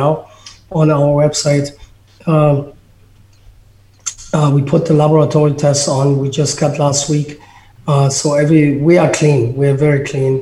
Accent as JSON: {"language": "English", "region": "Berlin", "country": "Germany", "tie": "born or raised there", "second_language": "English", "moved": "yes", "said": "I grew up in Berlin"}